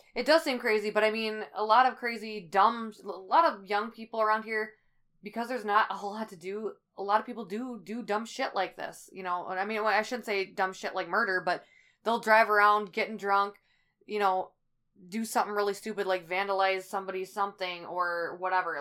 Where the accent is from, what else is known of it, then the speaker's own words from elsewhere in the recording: Midwest, United States; it's my hometown